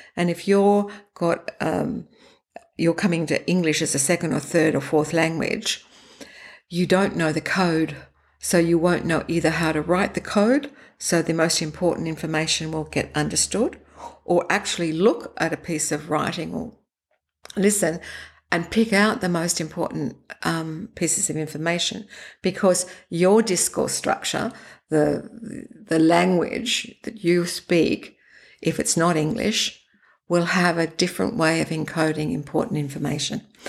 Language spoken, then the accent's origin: English; Sydney, New South Wales, Australia; I grew up in Australia in Sydney.